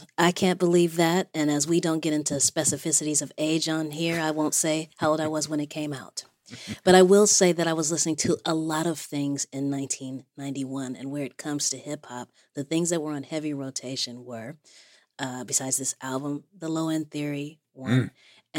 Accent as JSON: {"language": "English", "town": "Los Angeles", "region": "California", "country": "United States", "tie": "born or raised there", "said": "I grew up in South Central"}